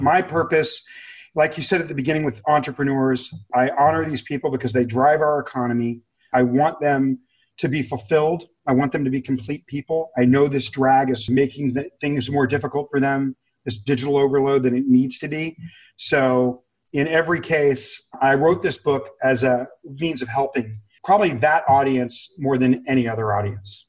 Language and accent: English; Los Angeles, California, United States; I grew up in severe abject poverty near downtown Los Angeles.